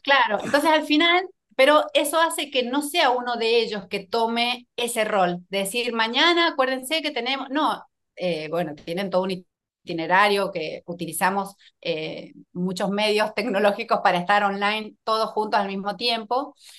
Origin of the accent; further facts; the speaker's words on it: San Juan, Argentina; moved away as an adult; also born or lived in Buenos Aires; Soy de una provincia muy cerquita de Chile, de San Juan.